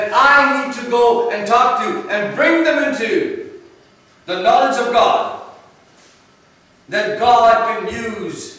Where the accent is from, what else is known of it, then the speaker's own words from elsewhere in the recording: Oshawa, Ontario, Canada; also born or lived in London / Toronto; where did you grow up? And you tell them Oshawa